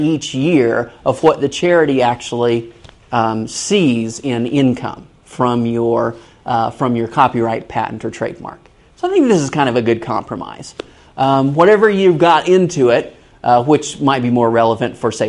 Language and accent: English; Kansas City, United States; moved away; I'm originally from Kansas City.